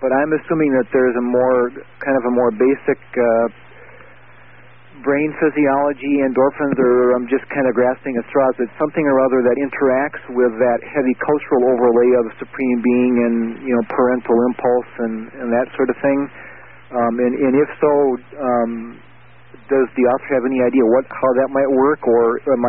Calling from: North Dakota, United States; I'm calling you from North Dakota.

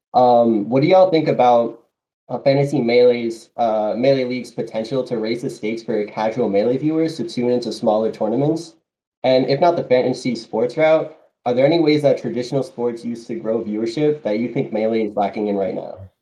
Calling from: Westchester, New York, United States; I'm calling from Westchester, New York

